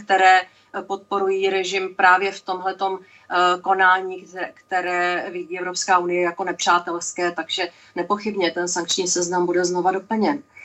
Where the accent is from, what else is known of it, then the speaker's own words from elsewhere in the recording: Czechia; jako Češka